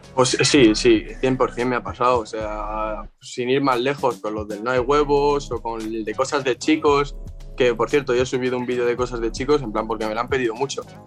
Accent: Spain; aquí en España en todas las, sin exagerarte, en mi pueblo hay, y vivo en un pueblo pequeñito

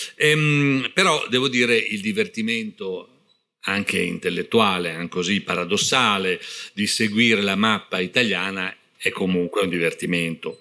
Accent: Parma, Emilia-Romagna, Italy; io sono di Parma

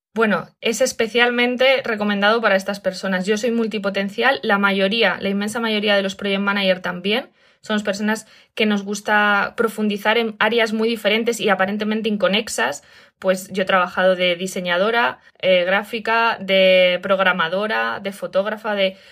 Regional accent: Spain; moved away; me ha pillado en España, que es de donde soy

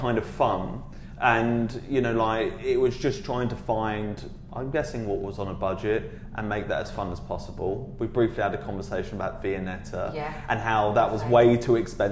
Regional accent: Dagenham, London, United Kingdom; I was originally from Dagenham in Essex.

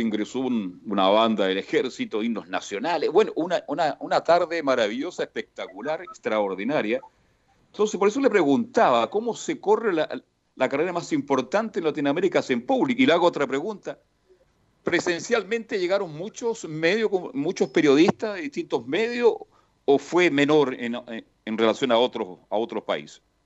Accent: Chile; somos así los chilenos, parte de nuestra cultura

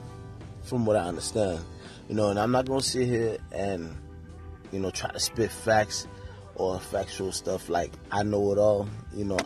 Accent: New York, United States; now in the South, United States; I'm originally from New York

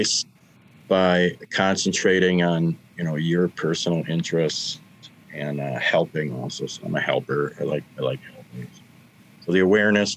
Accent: Milwaukee, Wisconsin, United States; he grew up, born and raised in Milwaukee, as I was

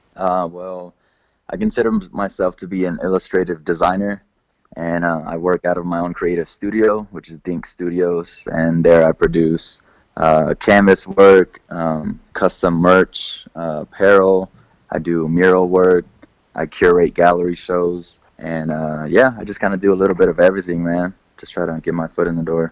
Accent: Kansas City, United States; moved away; I'm originally from Kansas City, um, so growing up there

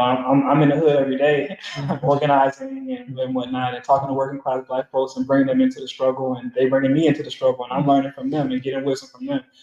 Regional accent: Atlanta, Georgia, United States; I'm from Atlanta

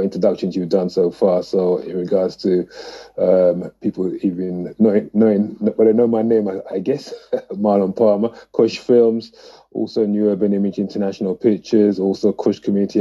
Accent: London, United Kingdom; a young man growing up in Tottenham, North London

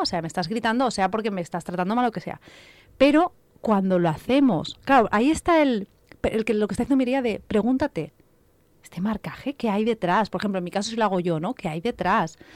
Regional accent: Catalonia, Spain; Yo soy catalana, pero no soy catalano parlante

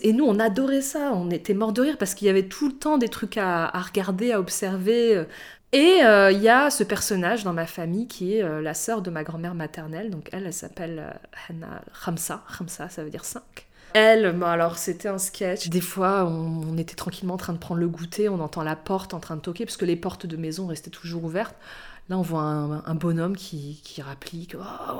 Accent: Morocco; also born or lived in Algeria; quand j'étais enfant au Maroc

